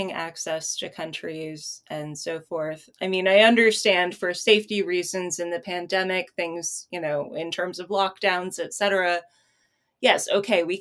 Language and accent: English; United States; for me as an American